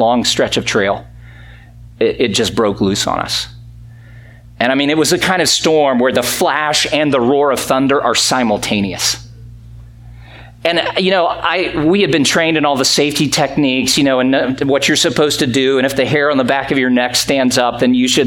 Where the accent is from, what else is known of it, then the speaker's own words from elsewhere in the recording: Greenville, South Carolina, United States; moved away; I grew up in South Carolina